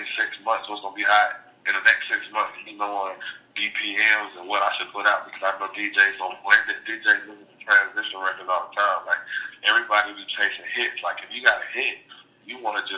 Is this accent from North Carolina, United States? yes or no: yes; North Carolina, United States; I'm from North Carolina